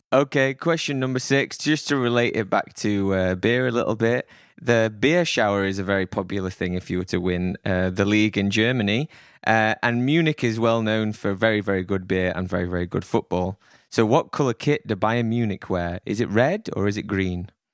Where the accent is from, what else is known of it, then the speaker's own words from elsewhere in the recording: Sheffield, Yorkshire and the Humber, United Kingdom; my hometown team of Sheffield Wednesday, shout out to Sheffield